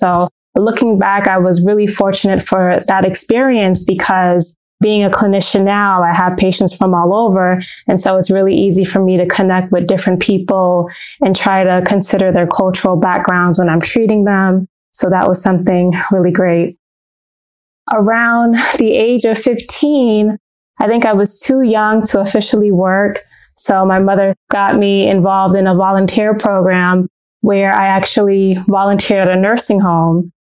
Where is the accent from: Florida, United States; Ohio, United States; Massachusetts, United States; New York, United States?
New York, United States; Brooklyn; born there; I was born in Brooklyn, New York, and I was the only child for a few years.